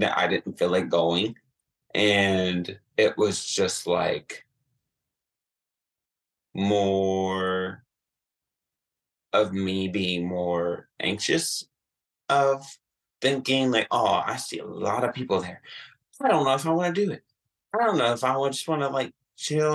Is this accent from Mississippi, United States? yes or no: no; Atlanta, Georgia, United States; now in Columbus, United States; I'm originally from Atlanta